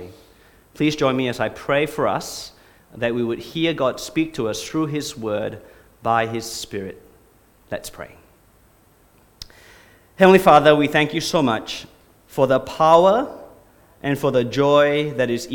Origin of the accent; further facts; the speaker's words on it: Singapore; moved away as an adult; also born or lived in Australia; now in Brisbane, Australia; I'm from Singapore originally. I came to Australia 20 years ago, but I was a legitimate Singaporean. I did my national service, and I did my time